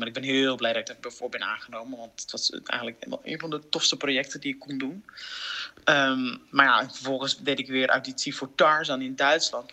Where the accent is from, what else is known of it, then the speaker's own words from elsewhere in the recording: 's-Hertogenbosch, North Brabant, Netherlands; Ik kom uit Den Bosch